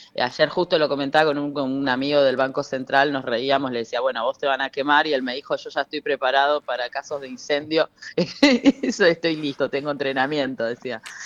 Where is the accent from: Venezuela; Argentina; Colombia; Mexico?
Argentina; Misiones; yo soy de Misiones